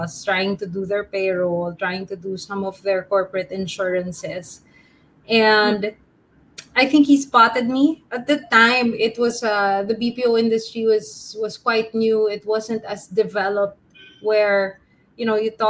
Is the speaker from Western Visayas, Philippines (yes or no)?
no; Manila, Metro Manila, Philippines; moved away as an adult; Born and raised in Manila, but I also studied abroad and lived in different cities